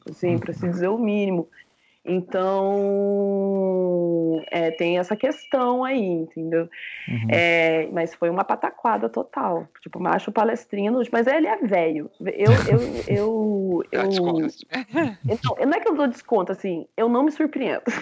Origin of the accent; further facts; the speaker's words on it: Londrina, Paraná, Brazil; eu sou de Londrina